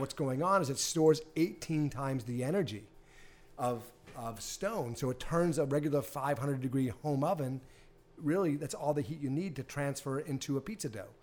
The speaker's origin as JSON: {"language": "English", "town": "Hanover", "region": "Massachusetts", "country": "United States", "tie": "born or raised there", "also_born_or_lived": "Cohasset, Massachusetts", "said": "I'm from Boston. I grew up in Hanover."}